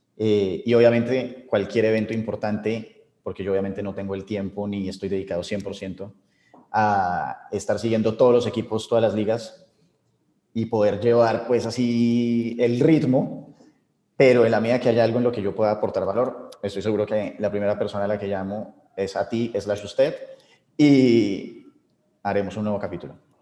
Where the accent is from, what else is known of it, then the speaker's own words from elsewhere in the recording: Colombia; somos colombianos